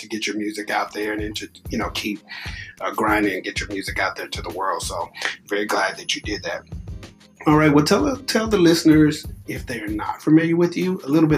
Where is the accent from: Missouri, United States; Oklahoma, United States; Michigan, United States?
Oklahoma, United States; I'm from Oklahoma